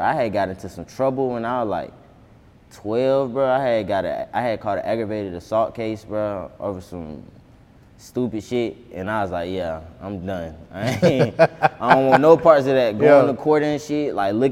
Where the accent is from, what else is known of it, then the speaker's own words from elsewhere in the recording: Atlanta, Georgia, United States; growing up on Boulevard was just, like, bro, this shit was just hell